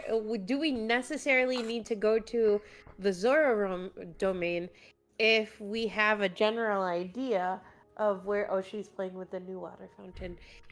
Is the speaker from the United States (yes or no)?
yes; Midwest, United States; we're from the Midwest.